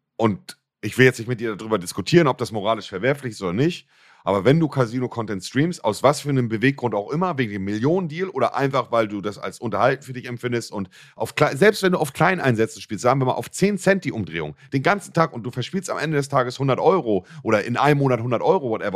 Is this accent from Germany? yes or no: yes; Germany; bei uns in Deutschland